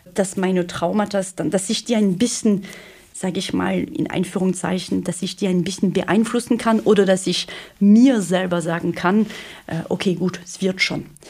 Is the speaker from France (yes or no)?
yes; France; accent: French; German is a second language; moved away as an adult; now in Germany; Ich bin Französin, wie man das am Akzent wahrscheinlich schon erkannt hat. Und ja, ich bin in Deutschland seit 2010